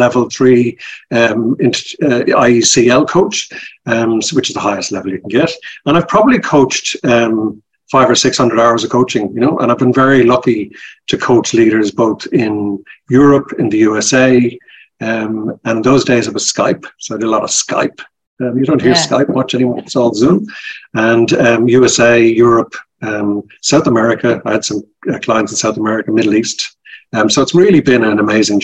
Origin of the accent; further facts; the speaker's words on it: Dublin, Leinster, Ireland; moved away as an adult; now in Australia; You can tell by my accent, I'm originally from Ireland. I'm from Dublin. And yes. I emigrated to Australia about 30 years ago, and I never lost my accent.